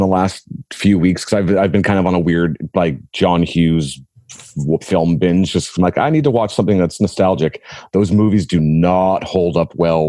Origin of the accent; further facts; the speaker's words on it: Canada; being Canadian